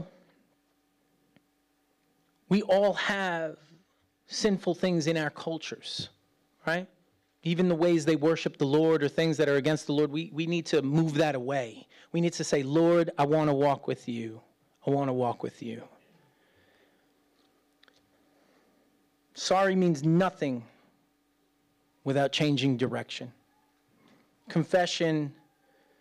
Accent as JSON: {"language": "English", "country": "United States", "said": "as an American"}